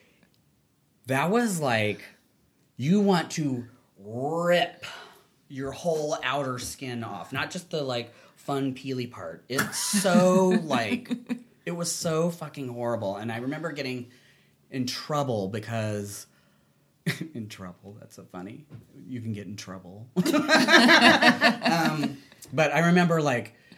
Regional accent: Pensacola, Florida, United States; I grew up in Pensacola, Florida, so that's a beach town

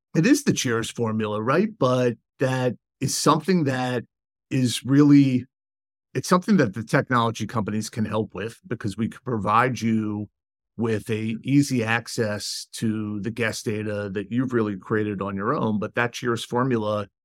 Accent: Washington, District of Columbia, United States; moved away as an adult; also born or lived in Ann Arbor, Michigan; my hometown of Washington, D C

